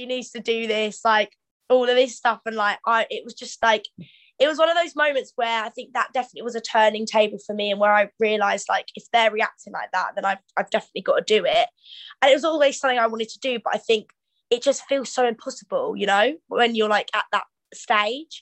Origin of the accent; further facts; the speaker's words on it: Canterbury, South East England, United Kingdom; also born or lived in Shoreham / Gravesend / Rochester; But I moved very young in Canterbury, so I don't actually remember anything until I actually moved to Canterbury. So I grew up there